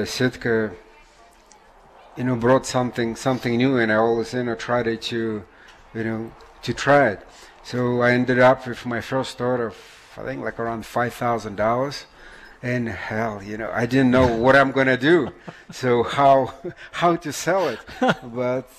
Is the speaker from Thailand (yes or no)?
no; Russia; moved away as an adult; now in United States; I came from Russia where I was, you know, fishing, hunting, you know, picking up some mushrooms, berries, living off the land